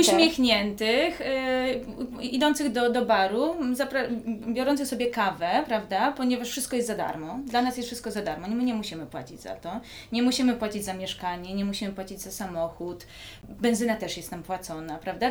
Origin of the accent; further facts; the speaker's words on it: Józefów, Masovian Voivodeship, Poland; moved away; also born or lived in Lanzarote; jestem z Józefowa, spod Warszawy